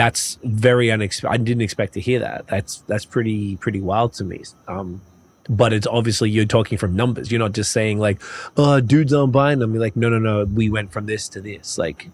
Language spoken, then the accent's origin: English; Montreal, Quebec, Canada; I find that maybe because I came from Montreal, and that's where the dudes there are just heavy into this stuff.